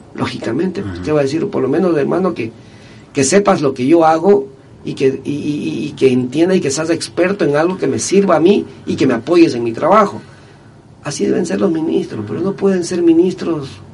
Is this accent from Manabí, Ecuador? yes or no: yes; Manabí, Ecuador; nosotros los manavitas solamente cuando salimos de Manaví somos reconocidos